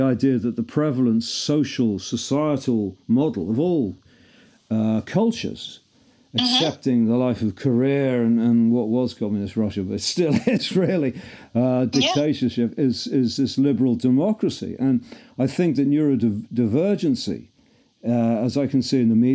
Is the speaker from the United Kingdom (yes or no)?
yes; Liverpool, North West England, United Kingdom; I'm a Scouser